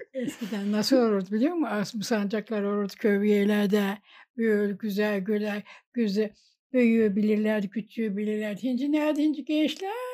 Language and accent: Turkish; a village near Gediz, Kütahya, Turkey; now in Gediz, Turkey; ben Kövde büyüdüm